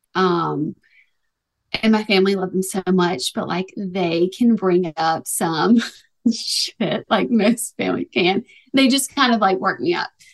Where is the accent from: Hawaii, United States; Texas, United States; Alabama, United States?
Alabama, United States; Tuscaloosa; moved away as an adult; also born or lived in Los Angeles; now in Nashville, United States; I'm from Alabama and I like, I'm from Tuscaloosa. I went to school, University of Alabama